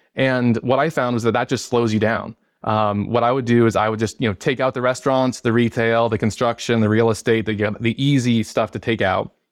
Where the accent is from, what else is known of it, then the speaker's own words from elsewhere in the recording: Arizona, United States; also born or lived in New York City / Detroit, Michigan; I grew up here in Arizona